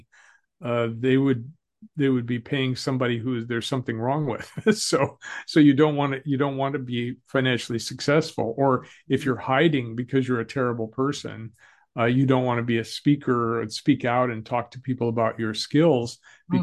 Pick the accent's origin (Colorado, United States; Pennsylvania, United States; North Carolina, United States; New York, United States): Colorado, United States; I grew up in Colorado